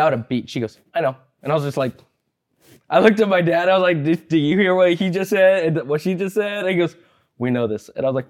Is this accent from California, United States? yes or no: yes; Martinez, California, United States; born there; I was born in Martinez, the Bay Area.